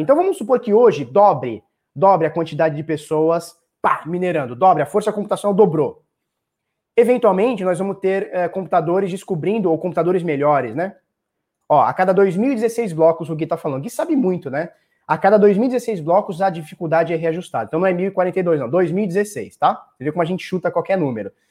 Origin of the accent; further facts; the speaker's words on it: Brazil; eu sou do Brasil